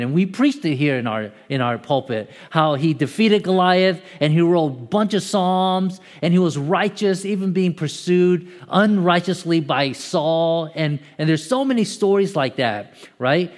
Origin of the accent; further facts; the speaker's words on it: Atlanta, Georgia, United States; I'm from Atlanta